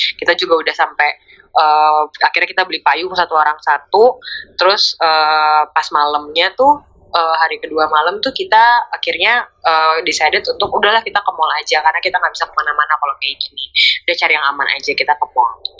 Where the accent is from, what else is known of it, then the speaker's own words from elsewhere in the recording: Indonesia; kita ya dari Indonesia